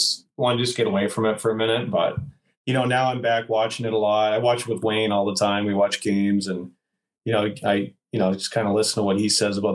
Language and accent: English; Canada; I grew up in Lloyd